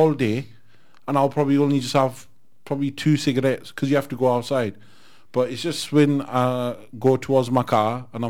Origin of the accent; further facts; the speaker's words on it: Manchester, North West England, United Kingdom; now in Glasgow, United Kingdom; I'm not originally from Glasgow. I'm from Manchester. But me growing up in the 80s